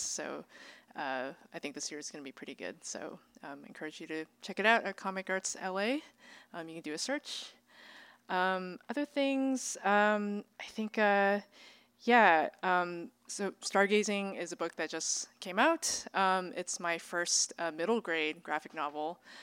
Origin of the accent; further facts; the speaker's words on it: Bay Area, California, United States; I grew up, um, in a, in a community, uh, in the Bay Area